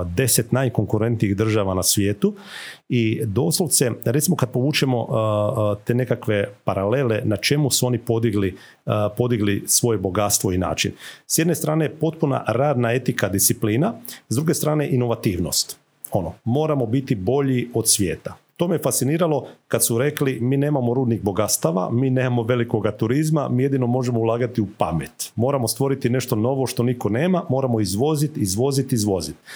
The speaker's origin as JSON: {"language": "Croatian", "country": "Croatia"}